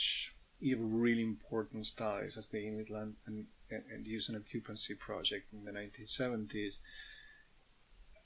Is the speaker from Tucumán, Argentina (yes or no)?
no; Mendoza, Argentina; now in Canada; back in Mendoza, where I grew up